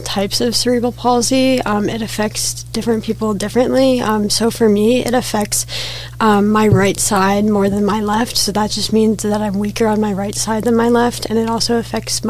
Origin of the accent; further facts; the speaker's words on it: Fairfield, Connecticut, United States; I'm a freshman from Fairfield, Connecticut.